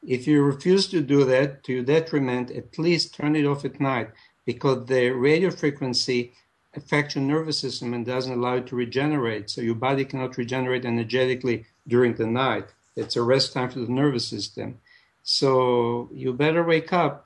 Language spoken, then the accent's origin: English; Israel; moved away as an adult; also born or lived in Jerusalem; now in United States; I'm, I'm originally from Israel.